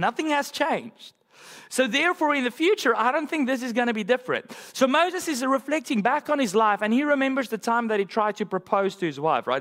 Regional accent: South Africa; moved away; my home country in South Africa

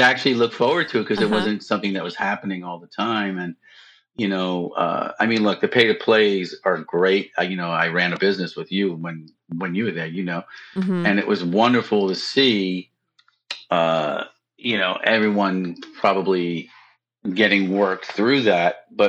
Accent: Brooklyn, New York, United States; accent: Brooklyn; Because I was from Brooklyn, so she made fun of me a little bit.

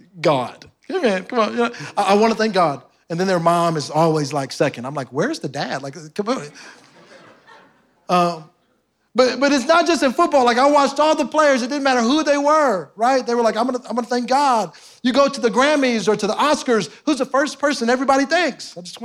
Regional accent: Houston, Texas, United States; I'm from Houston, so y'all took something from me.

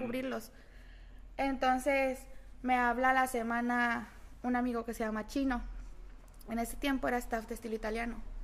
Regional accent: Guadalajara, Jalisco, Mexico; moved away; Yo nací en Guadalajara, crecí en Guadalajara

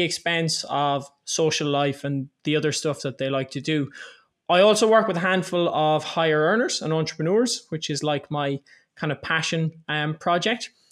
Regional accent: Ireland; I'm twenty-eight years old, I'm Irish

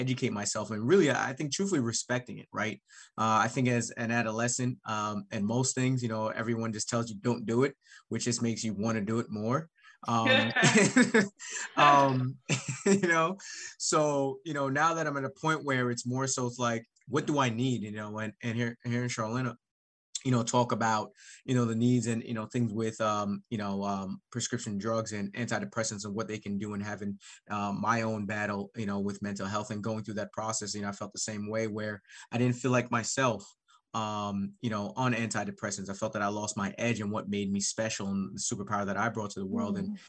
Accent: Jamaica; now in Cleveland, United States; being a Jamaican immigrant

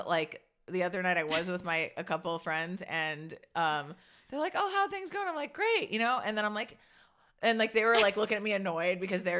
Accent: Curaçao; moved away; I grew up in Curacao, which is like basically a third world country island

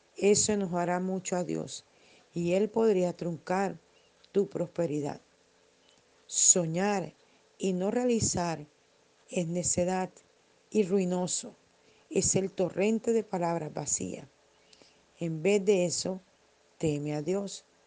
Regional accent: Barranquilla, Atlántico, Colombia; en mi país, eh, en, Colombia, en Barranquilla

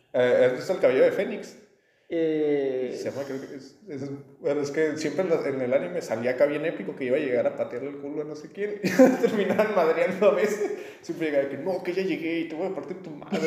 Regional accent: Mexico; Somos más mitad españoles

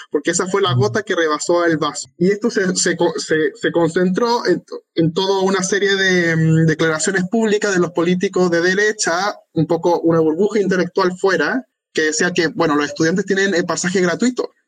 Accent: Chile; Soy chileno

